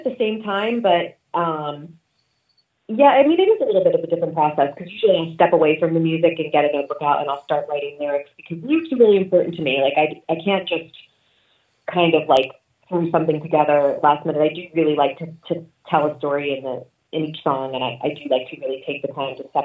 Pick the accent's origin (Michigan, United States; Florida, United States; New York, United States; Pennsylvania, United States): Pennsylvania, United States; Philadelphia; I grew up in Philadelphia mostly. It's where I spent my teenage years